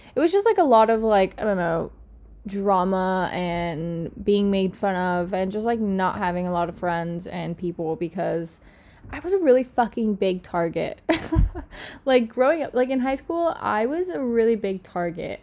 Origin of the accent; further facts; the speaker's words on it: Miami, Florida, United States; moved away as an adult; I have lived in Miami my whole life. I'm from Miami